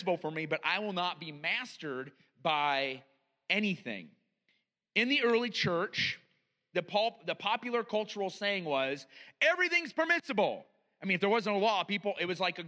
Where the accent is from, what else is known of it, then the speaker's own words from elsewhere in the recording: United States; as an American